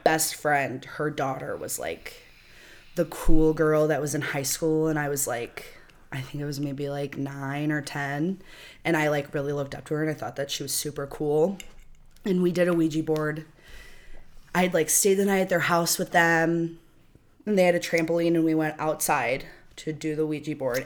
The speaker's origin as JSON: {"language": "English", "town": "Rockford", "region": "Illinois", "country": "United States", "said": "I'm from Rockford"}